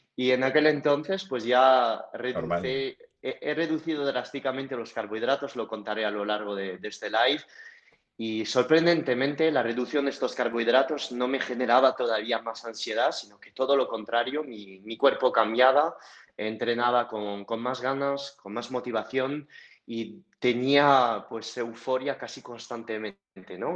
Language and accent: Spanish; France; accent: French; moved away as an adult; now in Madrid, Spain; el acento que tengo, que como lo podemos ver no es un acento del barrio de Carrabanchel en, Madrid, que es francés